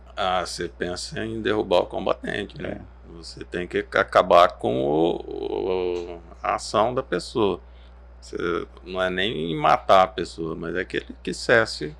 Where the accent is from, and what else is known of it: Araçatuba, São Paulo, Brazil; born or raised there; moved away as an adult; now in Cuiabá, Brazil